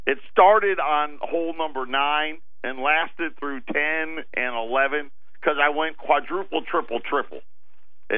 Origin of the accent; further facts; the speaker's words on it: Syracuse, New York, United States; From Syracuse. I'd like to point that at my hometown.